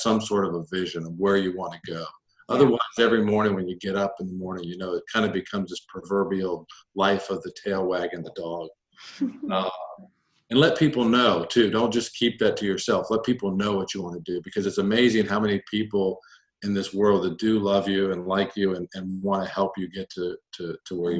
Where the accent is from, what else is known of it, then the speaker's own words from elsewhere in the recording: United States; I grew up just outside of Washington, D.C., in a very military neighborhood